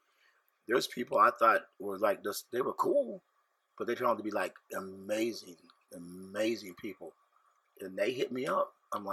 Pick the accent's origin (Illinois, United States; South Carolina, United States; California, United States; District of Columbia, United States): Illinois, United States; Carlyle; now in St. Louis, United States; the beauty of growing up in Carlisle, Illinois